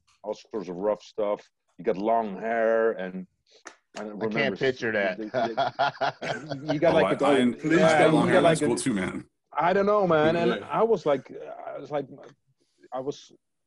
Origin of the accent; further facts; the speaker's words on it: Leiden, South Holland, Netherlands; I'm from Leiden. We're not from Rotterdam